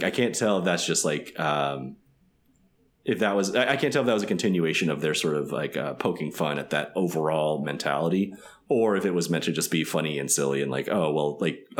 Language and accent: English; Midwest, United States; I'm from the Midwest, so I would probably just, like, passively walk away and would not ask them to stop.